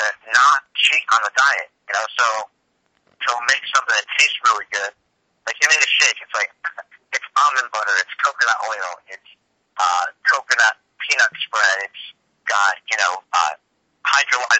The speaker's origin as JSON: {"language": "English", "region": "New York", "country": "United States", "tie": "born or raised there", "moved": "yes", "said": "I grew up in New York"}